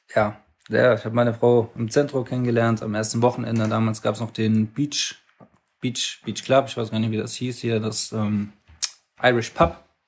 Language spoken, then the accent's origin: German; Mannheim, Baden-Württemberg, Germany; komme gebürtig aus Mannheim, Hab äh, beim SSV Vogelstand angefangen Fußball zu spielen, da war mein Vater mein, mein Trainer bis zur E-Jugend